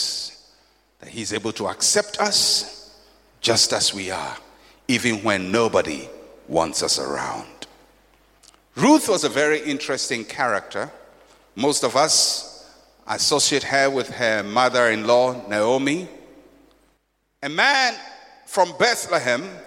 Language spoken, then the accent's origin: English; Ghana; I'm a Fanti. I grew up in Ghana community